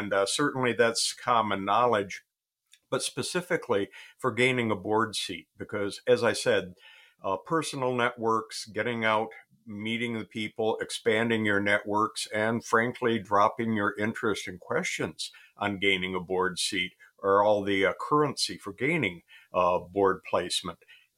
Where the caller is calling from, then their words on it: Michigan, United States; Michigan. The very beginning of autumn here.